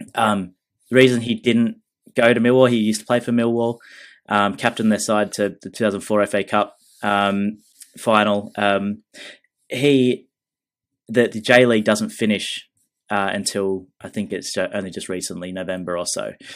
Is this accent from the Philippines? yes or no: no; Australia; I'm Australian